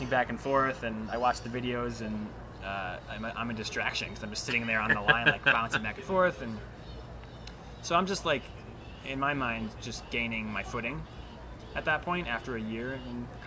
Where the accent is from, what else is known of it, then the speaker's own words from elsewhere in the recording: Chicago, Illinois, United States; now in Phoenix, United States; I'm from Chicago, I was home